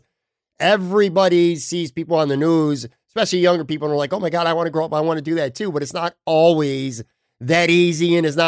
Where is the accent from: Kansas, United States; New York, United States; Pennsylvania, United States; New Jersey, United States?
New York, United States; Buffalo; moved away as an adult; now in Florida, United States; I was born and raised in Buffalo and have lived there almost all my life.